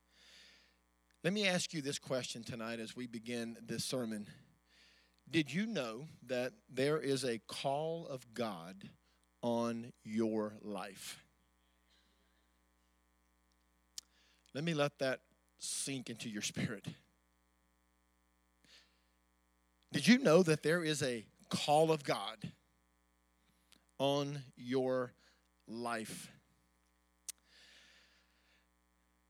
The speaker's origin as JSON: {"language": "English", "town": "Amite City", "region": "Louisiana", "country": "United States", "tie": "born or raised there", "said": "I was born in a little farm town. My dad was a strawberry farmer in the town of Amite City"}